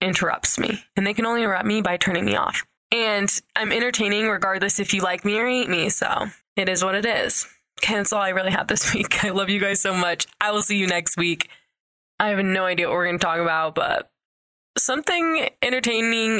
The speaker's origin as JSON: {"language": "English", "town": "St. George", "region": "Utah", "country": "United States", "tie": "born or raised there", "said": "I grew up in like southern Utah, kind of by Vegas"}